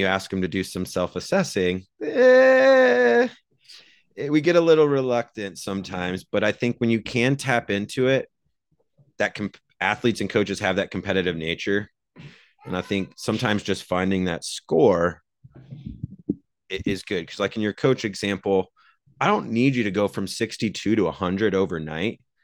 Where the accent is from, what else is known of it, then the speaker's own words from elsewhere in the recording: Iowa, United States; I grew up in Iowa